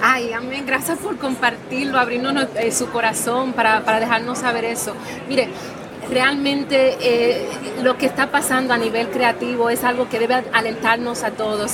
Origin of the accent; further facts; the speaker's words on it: Dominican Republic; el talento que está saliendo de mi tierra